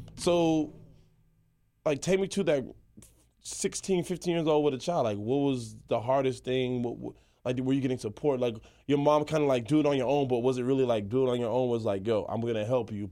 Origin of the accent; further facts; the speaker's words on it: Charlotte, North Carolina, United States; growing up in Charlotte